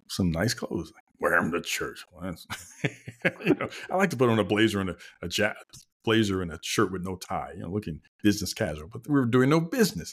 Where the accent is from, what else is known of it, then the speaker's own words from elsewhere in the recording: the South, United States; we're both from the South, so, you know, we're from the buckle of the Bible Belt